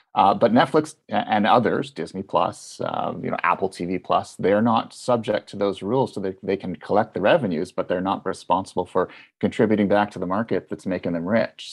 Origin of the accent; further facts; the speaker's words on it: Canada; as a Canadian